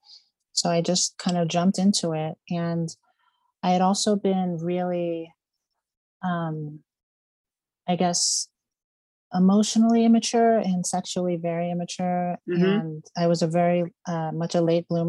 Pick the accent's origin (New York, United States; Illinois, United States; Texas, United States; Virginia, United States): Virginia, United States; Reston; now in Las Vegas, United States; I'm from Reston, Virginia, originally. It's a suburb of DC.